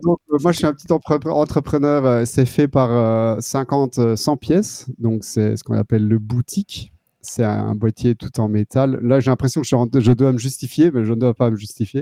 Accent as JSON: {"language": "French", "region": "Wallonia", "country": "Belgium", "moved": "as an adult", "lives_now": "Netherlands", "said": "je viens du sud de la Belgique et j'habite ici depuis 2009. C'est au pays, Pays-Bas"}